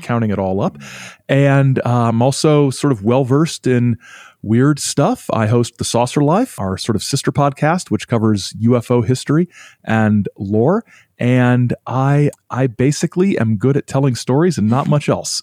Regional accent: Indiana, United States; also born or lived in Illinois; now in Michigan, United States; I'm in Michigan, but I'm originally from Indiana, and I've lived in Illinois. for a few years

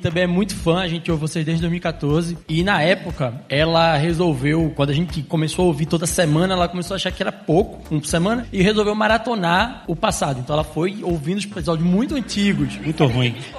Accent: Recife, Pernambuco, Brazil; now in São Paulo, Brazil; sou de Recife, moro em São Paulo hoje

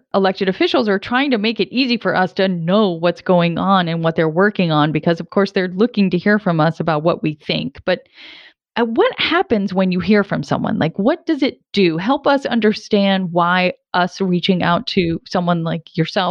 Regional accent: Providence, Rhode Island, United States; my hometown, Providence, Rhode Island

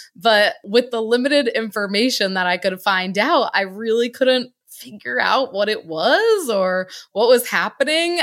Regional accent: Connecticut, United States; moved away as an adult; also born or lived in Virginia; I'm originally from Connecticut, born, raised, my whole first eighteen years didn't live anywhere else

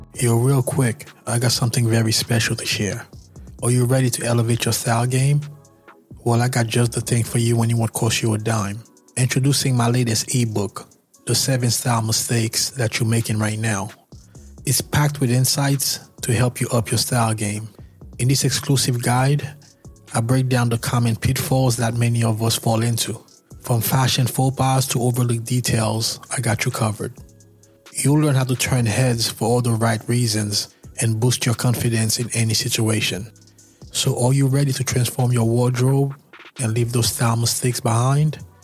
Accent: New York, United States; I'm from New York

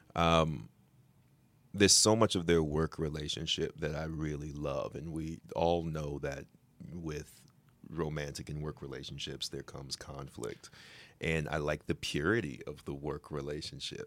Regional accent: New York, United States; I'm a New Yorker

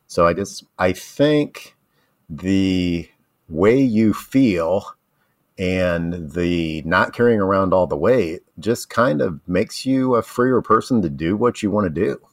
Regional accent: Ohio, United States; moved away; also born or lived in Tennessee; I grew up in Ohio, and I didn't know what pimento cheese was until I moved to, uh, Tennessee

